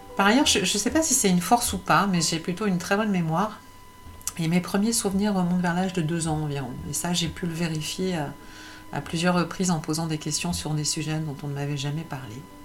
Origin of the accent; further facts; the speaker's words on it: Paris, Île-de-France, France; Je suis née à Paris